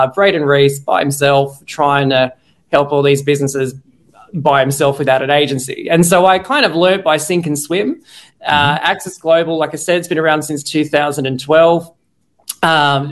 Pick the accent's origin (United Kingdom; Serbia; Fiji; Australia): Australia; I'm Aussie-Australian marketing geek